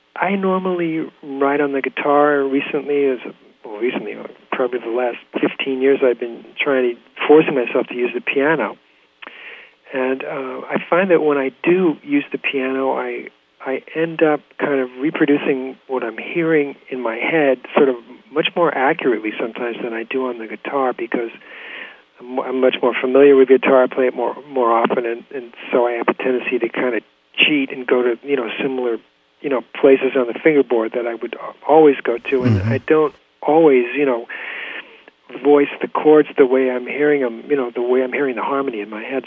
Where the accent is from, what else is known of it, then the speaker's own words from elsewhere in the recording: La Jolla, California, United States; moved away as an adult; also born or lived in Del Mar, California / New York City; now in Woodstock, United States; being a native Californian, I grew up in La Jolla